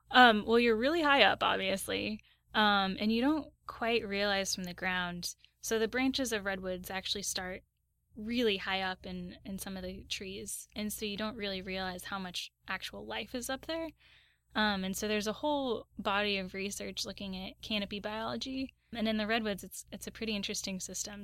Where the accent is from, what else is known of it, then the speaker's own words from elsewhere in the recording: Southern Oregon, United States; moved away as an adult; also born or lived in Los Angeles; I grew up in Southern Oregon